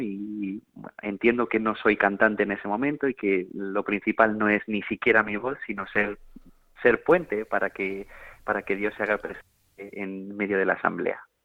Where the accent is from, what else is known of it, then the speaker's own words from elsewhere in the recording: Granada, Andalusia, Spain; desde pequeñito he cantado, mi abuela es una cantadora de flamenco, soy de Granada